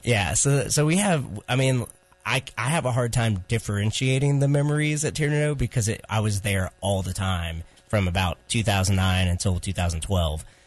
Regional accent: Chapel Hill, North Carolina, United States; we're from Chapel Hill. Raleigh is not our home

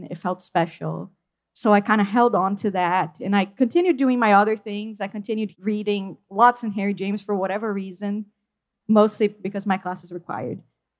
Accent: Brazil; first language Portuguese; English is a second language; moved away as an adult; also born or lived in Vermont; I came from Brazil to college in Vermont, and I was studying English and some French literature

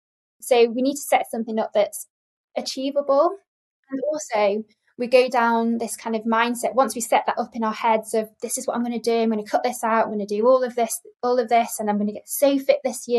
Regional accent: Lake District, North West England, United Kingdom; I'm from the Lake District, and I used to live on Lake Windermere as a child. So I'm a water baby, beautiful place to be brought up

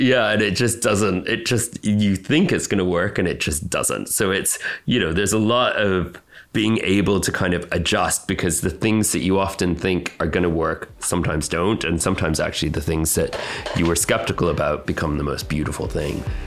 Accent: Canada; now in United Kingdom; I was born in Canada with my twin sister, and then eventually moved to the UK.

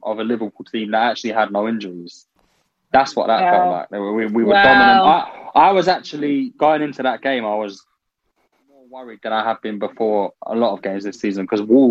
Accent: Ireland; I'm Irish

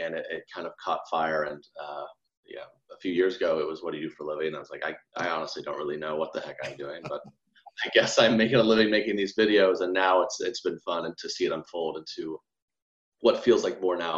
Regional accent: Edmond, Oklahoma, United States; born and raised in Edmond. Nice suburb of Oklahoma City.

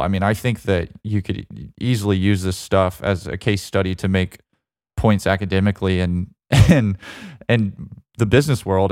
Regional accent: Alabama, United States; moved away; also born or lived in Georgia; growing up in Alabama

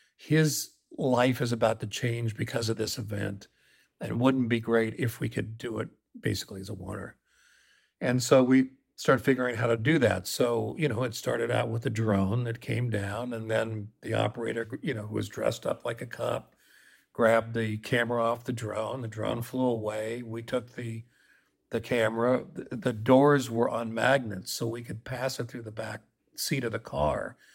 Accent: Colorado, United States; I grew up in Colorado

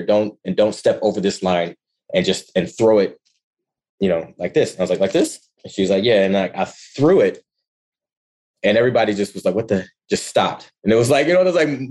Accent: Ann Arbor, Michigan, United States; moved away as an adult; also born or lived in Ypsilanti, Michigan / Kent, Ohio; Born and raised in Ann Arbor, Michigan

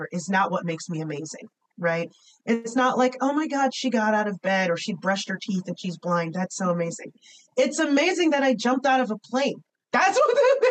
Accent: United States; I am an American, just like I'm a daughter of immigrants

